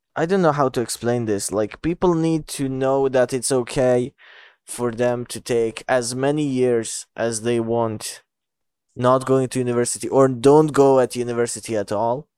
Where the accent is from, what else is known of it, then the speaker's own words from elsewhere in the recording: Bosnia & Herzegovina; English is a second language; I'm from Bosnia.